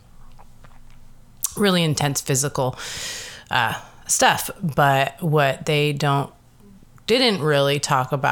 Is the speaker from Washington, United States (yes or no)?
yes; Seattle, Washington, United States; also born or lived in Madison, Wisconsin; I was pretty much raised in Seattle since I was 6 years old. I was born in Madison, Wisconsin, but spent most of my time in Seattle